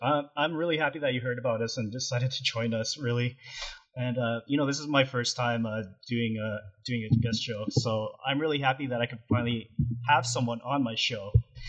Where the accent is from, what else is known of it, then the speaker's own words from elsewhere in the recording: Canada; moved away as an adult; now in California, United States; I was in Canada, so Canadian born and raised, and then I started to live here in California for almost about 8 years now.